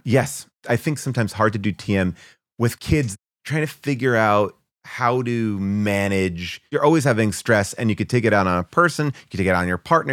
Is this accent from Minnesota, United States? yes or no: no; New York, United States; moved away as an adult; now in Los Angeles, United States; I'm a New York guy. I came from New York, grew up there